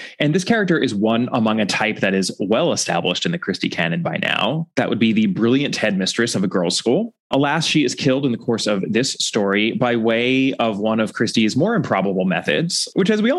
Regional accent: Los Angeles, California, United States; I'm from Los Angeles

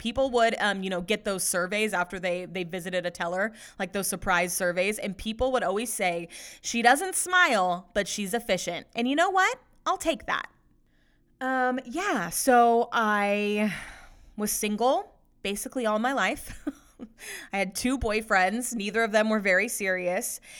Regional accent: Sacramento, California, United States; I was born and raised in the Sacramento area

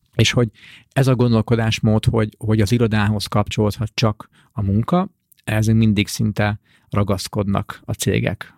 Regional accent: Hungary; mint magyar ember

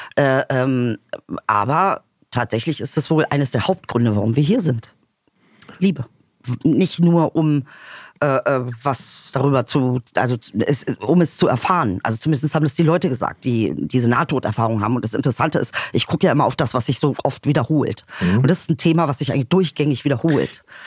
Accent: Bomlitz, Lower Saxony, Germany; moved away; ich habe ja da im Benefeld Bomlitz also Bomlets, Dicker, mehr Dorf geht auch nicht

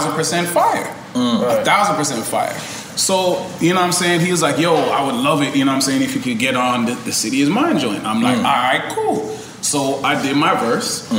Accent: Canada; we grew up on Degrassi in Canada

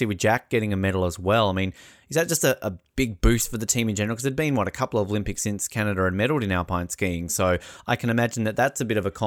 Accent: Australia; also born or lived in New Zealand; as an Australian

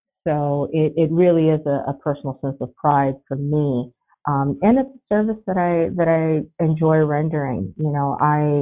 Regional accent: South Florida, United States; moved away as an adult; also born or lived in Puerto Rico; now in Annapolis, United States; born in Puerto Rico, but I was raised in South Florida, went to law school in Florida

